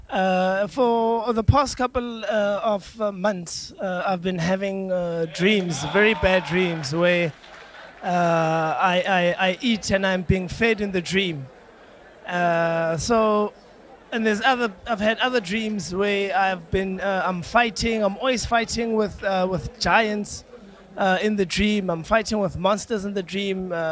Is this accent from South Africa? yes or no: yes; South Africa; I come from South Africa.